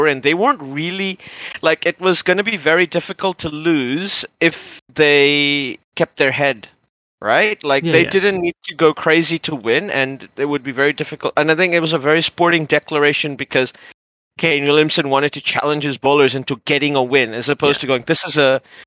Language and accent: English; New Zealand; As a New Zealander